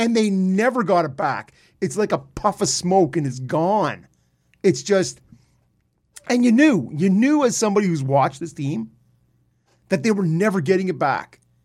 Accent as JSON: {"language": "English", "town": "Peterborough", "region": "Ontario", "country": "Canada", "tie": "born or raised there", "said": "I grew up in Peterborough with the Peets"}